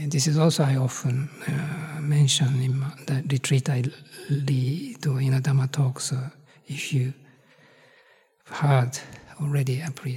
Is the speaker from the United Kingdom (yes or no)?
no; Japan; moved away; I come from Japan